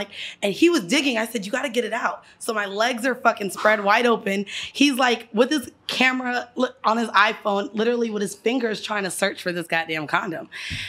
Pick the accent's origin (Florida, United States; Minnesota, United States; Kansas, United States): Florida, United States; Orlando; moved away as an adult; now in New York, United States; I've been in New York for 7 years, but I'm from Florida. I'm from Orlando, 407, Chopper City